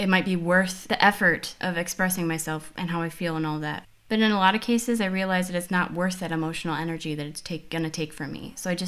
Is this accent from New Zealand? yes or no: no; Midwest, United States; accent: Midwestern; My accent is still very much Midwestern, but I think it's changed a lot since I moved out of the Midwest U.S.